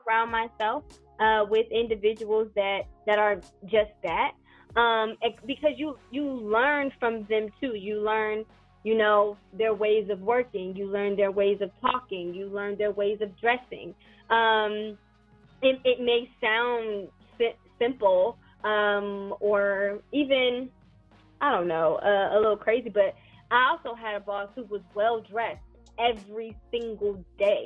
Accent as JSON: {"language": "English", "town": "Paterson", "region": "New Jersey", "country": "United States", "accent": "New Jersey", "said": "I'm originally from Paterson, New Jersey"}